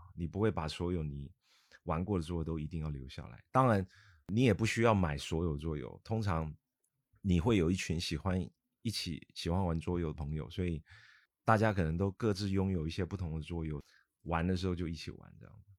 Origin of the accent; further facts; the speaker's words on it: Taiwan; now in Guangzhou, China; 我来自台湾，那我在，呃，内地生活也非常多年了。我现在都称呼自己是，来自台湾的广州人嘛，啊，因为广州已经像是我第二个家了